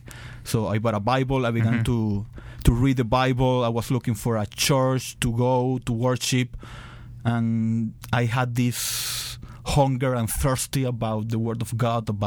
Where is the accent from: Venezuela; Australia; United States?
Venezuela; moved away as an adult; I was born and raised in Venezuela. I live in Venezuela all my life